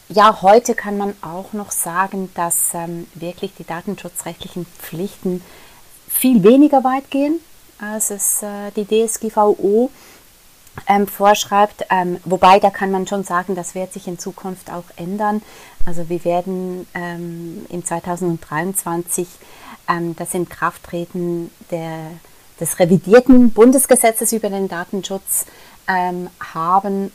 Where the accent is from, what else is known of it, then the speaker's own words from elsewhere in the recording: Switzerland; wir in der Schweiz